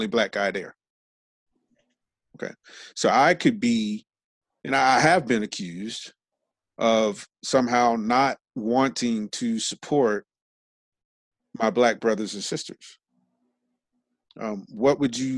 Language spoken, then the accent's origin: English; Los Angeles, California, United States; I grew up in South Central Los Angeles